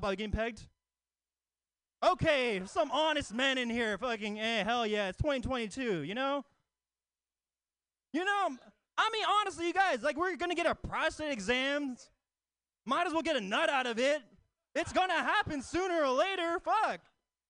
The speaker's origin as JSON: {"language": "English", "town": "Oakland", "region": "California", "country": "United States", "tie": "born or raised there", "said": "Oakland native across the East Bay"}